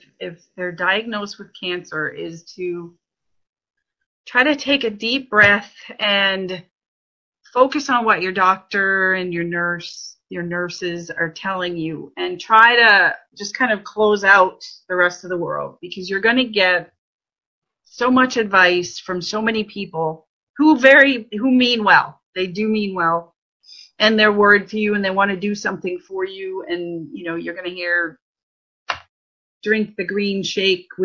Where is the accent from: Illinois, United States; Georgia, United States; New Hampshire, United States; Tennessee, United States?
New Hampshire, United States; White Mountains; moved away; I grew up in the White Mountains, or right near the White Mountains.